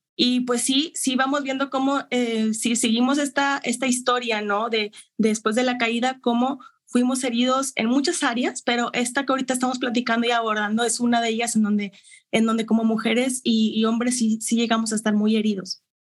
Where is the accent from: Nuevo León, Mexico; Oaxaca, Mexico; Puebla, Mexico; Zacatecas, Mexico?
Nuevo León, Mexico; Monterrey; Yo soy de Monterrey, Nuevo León.